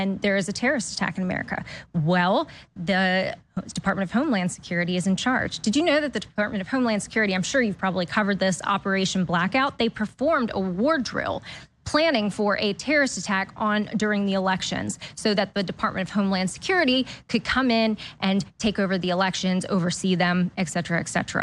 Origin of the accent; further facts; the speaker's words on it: Delaware, United States; moved away as an adult; now in Florida, United States; originally from Delaware. Yep. Now I'm a Florida refugee from Delaware